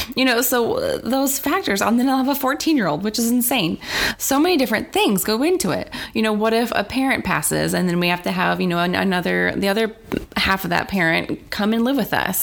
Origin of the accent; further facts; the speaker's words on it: South Dakota, United States; I grew up in South Dakota, so it was mainly Caucasian.